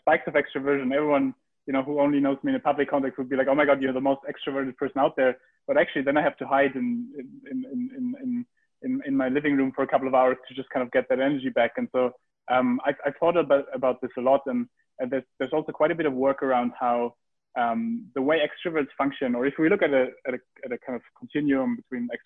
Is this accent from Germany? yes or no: yes; Heidelberg, Baden-Württemberg, Germany; I grew up in Heidelberg